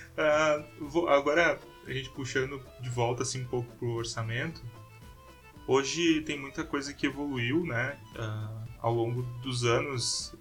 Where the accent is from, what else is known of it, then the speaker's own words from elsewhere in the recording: Porto Alegre, Rio Grande do Sul, Brazil; accent: gaúcho; now in São Carlos, Brazil; Eu sou de Porto Alegre.